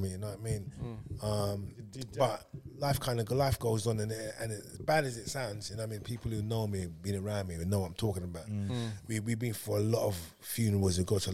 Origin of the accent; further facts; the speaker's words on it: London, United Kingdom; I was growing up in Hackney, in East London